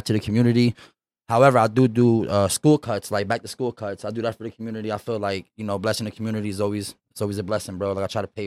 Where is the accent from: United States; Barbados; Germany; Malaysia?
United States; York, Pennsylvania; shout out to York, man. That's my hometown, man.